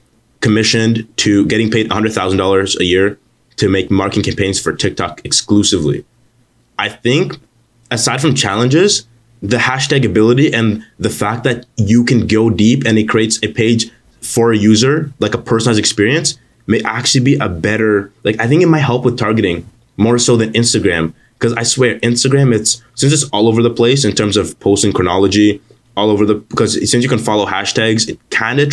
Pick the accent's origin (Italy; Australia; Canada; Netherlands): Canada; I'm Canadian